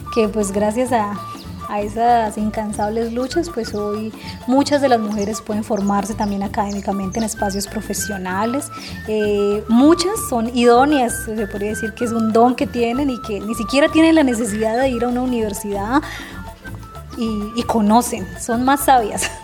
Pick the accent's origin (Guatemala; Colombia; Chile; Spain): Colombia; Cauca; somos del Cauca y somos del pueblo NASA